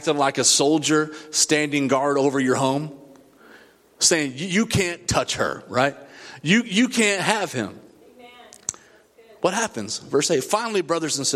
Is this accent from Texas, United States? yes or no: yes; Odessa, Texas, United States; I grew up in the west side of Odessa, Texas.